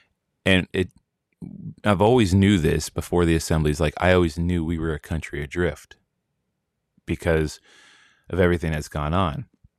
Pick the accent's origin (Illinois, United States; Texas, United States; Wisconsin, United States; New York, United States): Wisconsin, United States; also born or lived in New Jersey / Florida; I'm originally from Wisconsin, but I used to live in New Jersey for 12 years.